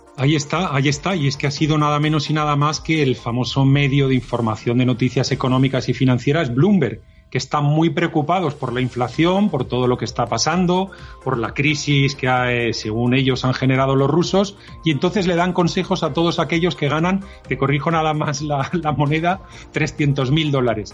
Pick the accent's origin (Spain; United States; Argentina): Spain; Nací con España dentro de los diez primeros países más importantes del mundo